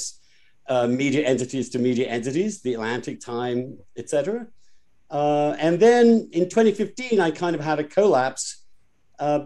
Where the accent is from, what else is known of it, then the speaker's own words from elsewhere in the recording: East Grinstead, South East England, United Kingdom; moved away as an adult; also born or lived in Oxford; now in United States; I am from East Grinstead